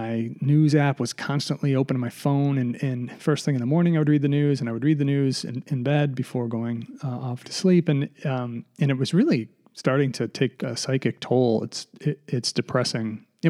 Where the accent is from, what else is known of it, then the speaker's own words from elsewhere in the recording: United States; born there; Like I was born in the United States. That's fantastic. You know, I'm very fortunate, but I'm not sort of proud of that fact because I didn't do anything.